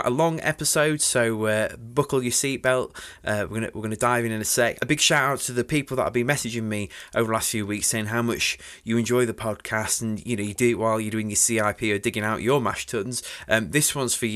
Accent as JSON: {"language": "English", "town": "Sheffield", "region": "Yorkshire and the Humber", "country": "United Kingdom", "said": "us kind people from Sheffield"}